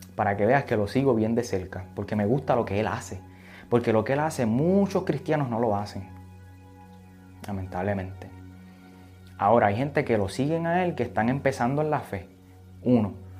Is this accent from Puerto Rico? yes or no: yes; Aguadilla, Puerto Rico; yo soy de Aguadilla